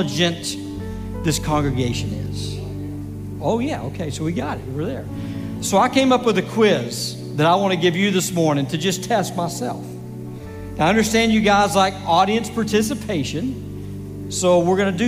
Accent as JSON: {"language": "English", "town": "Grand Prairie", "region": "Texas", "country": "United States", "tie": "born or raised there", "said": "I'm actually a native Texan, born and raised in Grand Prairie, Texas"}